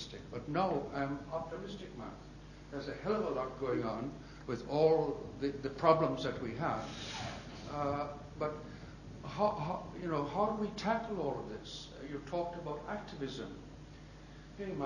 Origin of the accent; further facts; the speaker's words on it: Jamaica; I'm from Jamaica. White Jamaican